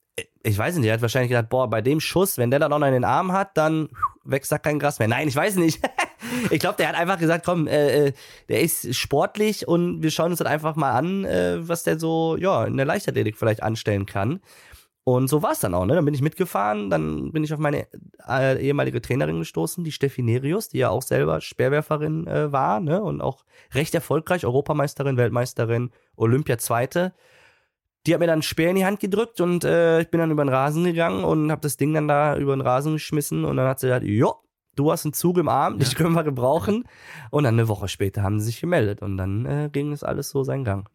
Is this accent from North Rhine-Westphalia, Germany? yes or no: yes; Münster, North Rhine-Westphalia, Germany; also born or lived in Cologne; Münster, meine Heimatstadt